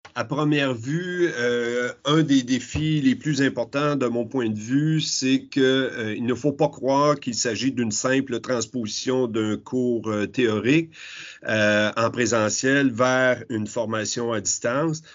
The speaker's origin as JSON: {"language": "French", "region": "Quebec", "country": "Canada", "said": "chez nous au Québec"}